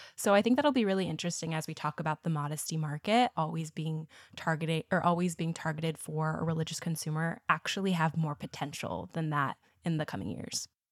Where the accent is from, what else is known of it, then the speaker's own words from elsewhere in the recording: Midwest, United States; I'm from the Midwest, so good old Bible Belt. And definitely that was how a lot of my childhood and education was framed